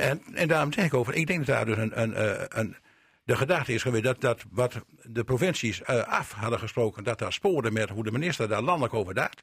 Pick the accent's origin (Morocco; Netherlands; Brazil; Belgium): Netherlands; Pekela, Groningen; now in Drenthe, Netherlands; ik ben een Groninger, eh, ik ben in Pekela geboren, hè, dus ik ken de mentaliteit van Groningen en ik woon al heel lang in Drenthe.